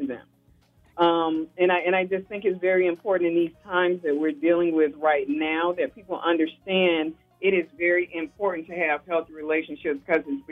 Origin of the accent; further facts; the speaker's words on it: Alabama, United States; I'm from Alabama